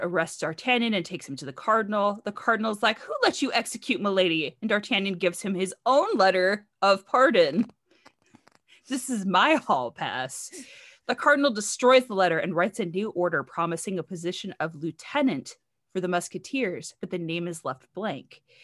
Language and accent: English; United States; I'm American